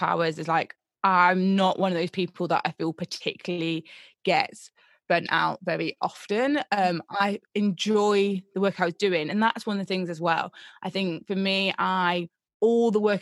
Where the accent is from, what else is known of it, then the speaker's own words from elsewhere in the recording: Nottingham, East Midlands, United Kingdom; now in London, United Kingdom; I'm not from London originally, I'm originally from Nottingham.